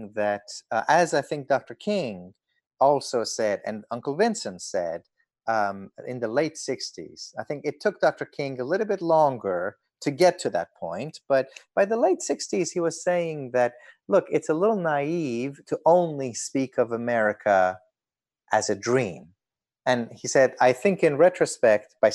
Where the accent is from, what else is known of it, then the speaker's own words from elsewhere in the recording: Iran; now in United States; I grew up in Iran, which was our home. I left the United States when I was 1 year old